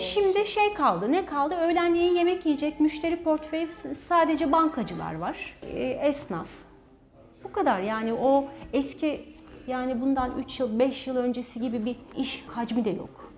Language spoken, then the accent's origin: Turkish; Çanakkale, Turkey; Doğma büyüme Çanakkale'liyim.